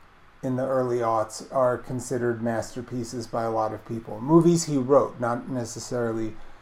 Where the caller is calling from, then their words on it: Baltimore, Maryland, United States; I'm calling from Baltimore